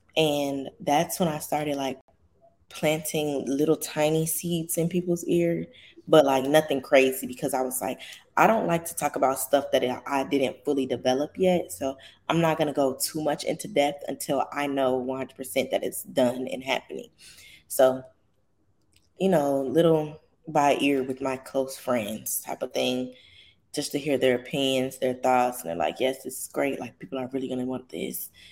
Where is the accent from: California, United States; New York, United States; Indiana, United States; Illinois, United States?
Illinois, United States; Chicago; I'm from Chicago